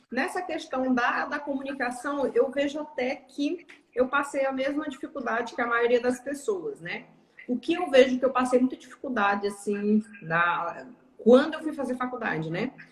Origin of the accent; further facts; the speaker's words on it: interior of Pará, Brazil; moved away as an adult; Eu sou paraense. Eu sou nascida e criada no Pará. Hum. No interior do Pará, inclusive.